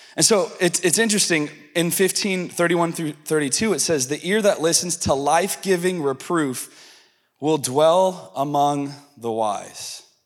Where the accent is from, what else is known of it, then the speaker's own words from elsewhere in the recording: the South, United States; I'm from the South and I'm a little Pentecostal